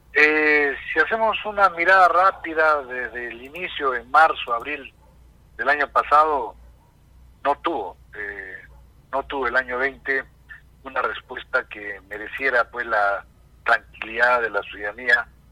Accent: Peru; como peruanos

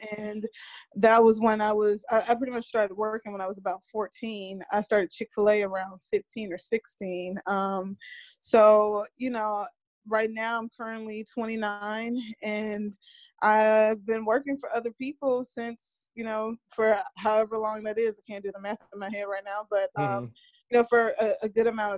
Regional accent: Mobile, Alabama, United States; moved away as an adult; now in Los Angeles, United States; I am originally from Mobile, Alabama, and now I currently reside in Los Angeles, California.

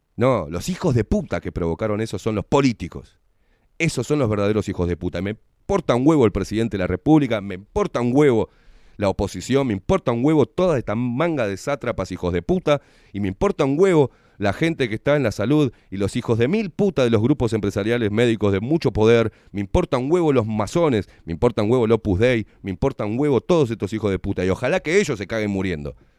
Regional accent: Uruguay; somos todos los uruguayos de a pie

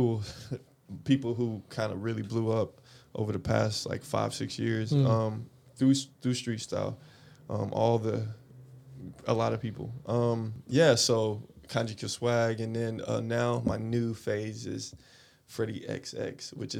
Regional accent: Atlanta, Georgia, United States; moved away as an adult; also born or lived in Korea / Japan; I'm originally from Atlanta, Georgia. That's my hometown. I was born there, in the city of Atlanta. I grew up there pretty much my whole life

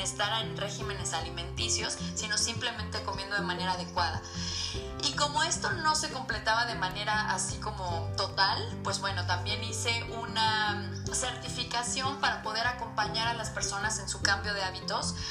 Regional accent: Cuernavaca, Morelos, Mexico; moved away as an adult; now in Puebla, Mexico; Soy morelense, nací en Cuernavaca, pero llevo casi 11 años viviendo en Puebla

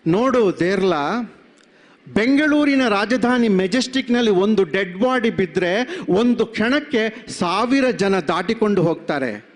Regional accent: Dakshina Kannada district, Karnataka, India

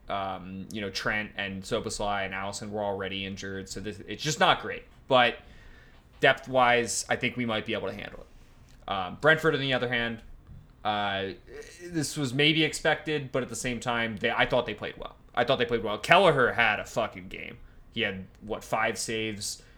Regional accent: Lancaster, Pennsylvania, United States; my hometown

